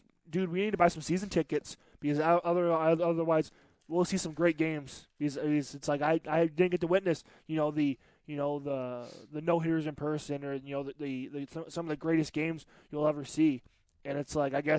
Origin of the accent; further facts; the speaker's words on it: Detroit, Michigan, United States; I'm from Detroit